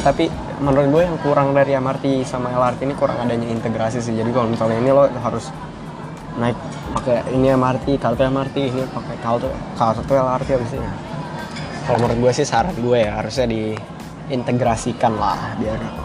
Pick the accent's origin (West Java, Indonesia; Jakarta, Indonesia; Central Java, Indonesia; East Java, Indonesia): Jakarta, Indonesia; moved away as an adult; also born or lived in Montenegro